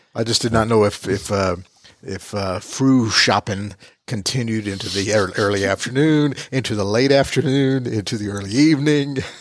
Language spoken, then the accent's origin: English; United States; accent: American; my American accent